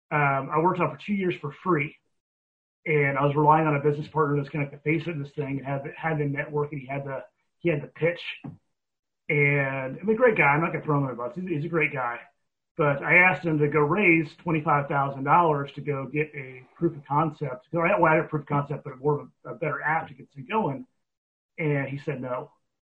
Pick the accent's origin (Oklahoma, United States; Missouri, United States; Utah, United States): Oklahoma, United States; I'm from Oklahoma